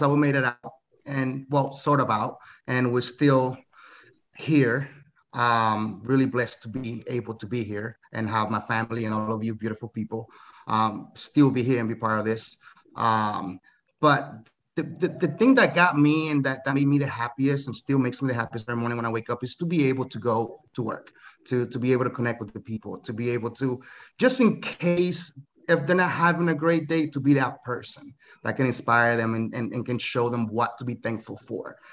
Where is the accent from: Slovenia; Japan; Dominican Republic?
Dominican Republic; now in United States; I'm from the Dominican Republic